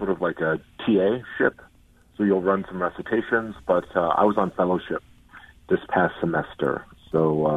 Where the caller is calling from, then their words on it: Cambridge, Massachusetts, United States; Boston. Cambridge, right by MIT.